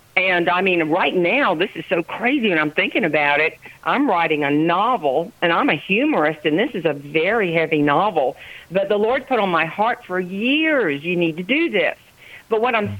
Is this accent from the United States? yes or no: yes; Charleston, South Carolina, United States; now in Johnston, United States; I'm a Charlestonian by birth.